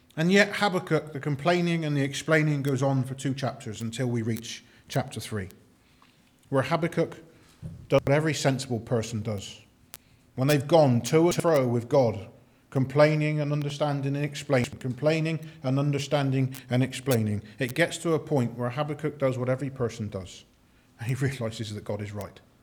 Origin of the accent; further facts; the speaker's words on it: United Kingdom; we're just British